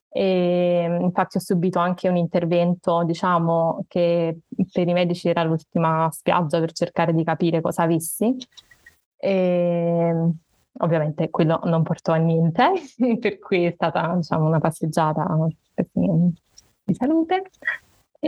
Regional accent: Naples, Campania, Italy; ho 28 anni e sono di Napoli

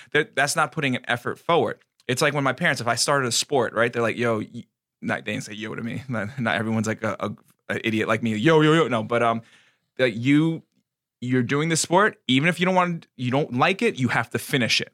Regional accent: United States; our country

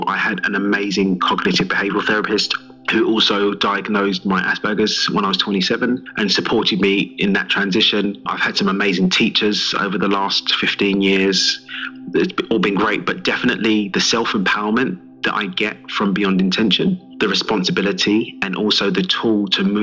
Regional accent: London, United Kingdom; accent: English; I'm from East London originally

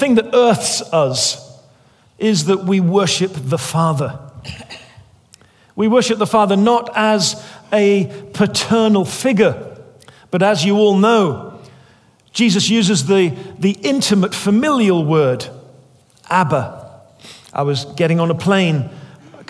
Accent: England, United Kingdom; I was raised as an Englishman

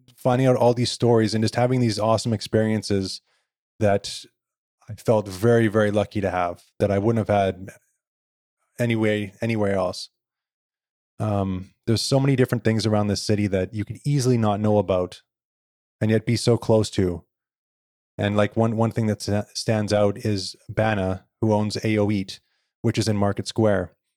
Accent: Victoria, British Columbia, Canada; I was born here in Victoria

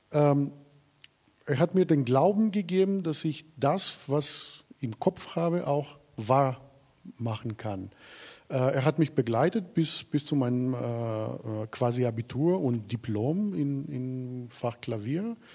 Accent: Crete, Greece; moved away; Aber die klassische äh, Musik ist äh, in Griechenland in den 80er, 90er Jahren, wo ich groß geworden bin, dort. Ähm, ähm, hat keine Möglichkeiten gehabt. Und ich musste raus aus, diesem, aus dem Land, um klassische Musik richtig zu lernen

